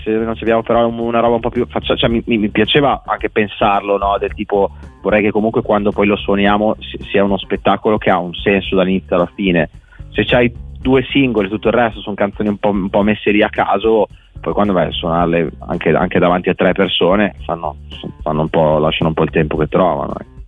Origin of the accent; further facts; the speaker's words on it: Bologna, Emilia-Romagna, Italy; moved away as an adult; now in Milan, Italy; io, se sono a Milano, sono un provinciale, perché sono di Bologna